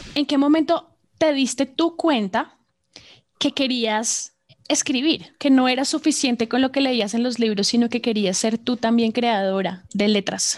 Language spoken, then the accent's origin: Spanish; Colombia